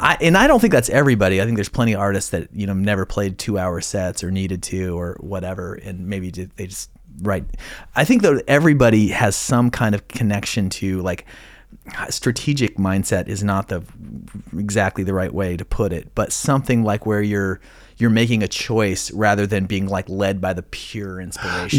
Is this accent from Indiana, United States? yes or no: no; Idaho, United States; moved away; I grew up in Idaho